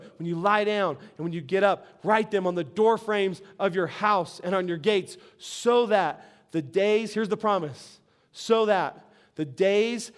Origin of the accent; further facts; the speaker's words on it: Albuquerque, New Mexico, United States; we're from Albuquerque